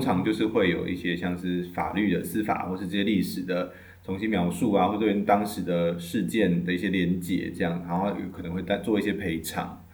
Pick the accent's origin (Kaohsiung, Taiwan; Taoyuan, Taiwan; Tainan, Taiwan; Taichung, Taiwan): Tainan, Taiwan; 因为我是台南人，所以我们有个那个汤德章的纪念公园